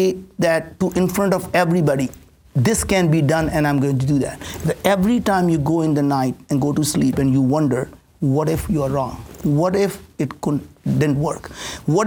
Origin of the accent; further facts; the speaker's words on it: India; English is a second language; now in United States; I grew up in India with absolutely no food to eat, no place to stay. Came to this country with absolutely nothing. Didn't speak the language